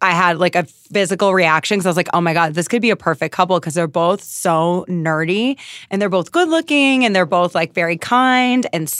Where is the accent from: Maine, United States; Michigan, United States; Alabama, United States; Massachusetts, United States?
Maine, United States; moved away; I'm from Maine.